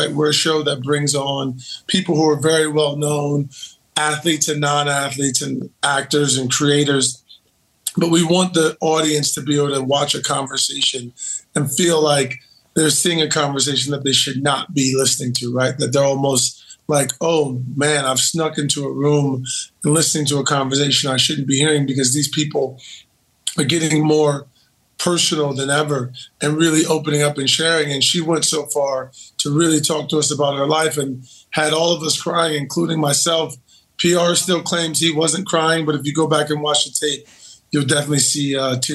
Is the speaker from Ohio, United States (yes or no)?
yes; Akron, Ohio, United States; because I am from Akron, Ohio. So I am a Buckeye loyalist.